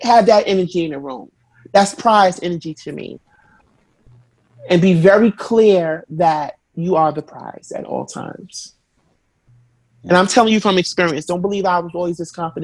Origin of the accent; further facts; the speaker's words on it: New York, United States; I'm from New York